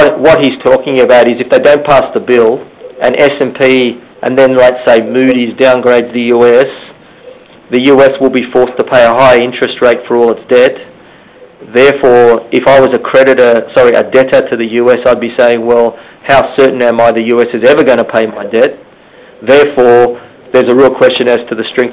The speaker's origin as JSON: {"language": "English", "country": "Australia", "said": "we're Aussie"}